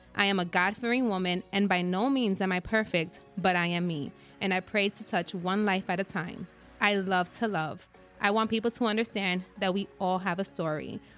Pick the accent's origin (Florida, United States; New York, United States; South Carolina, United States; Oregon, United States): New York, United States; New York City; I'm Puerto Rican and Dominican, born and raised in the Bronx